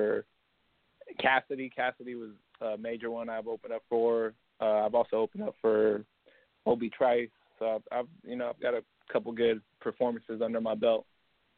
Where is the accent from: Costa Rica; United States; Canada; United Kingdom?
United States; Las Vegas, Nevada; moved away as an adult; now in Los Angeles, United States; I grew up in Las Vegas, born and raised. I live in L.A. now